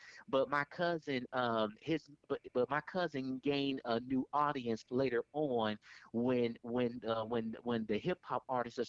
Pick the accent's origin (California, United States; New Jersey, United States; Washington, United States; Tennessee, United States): California, United States; Richmond; growing up in the 80s, especially the 80s in Richmond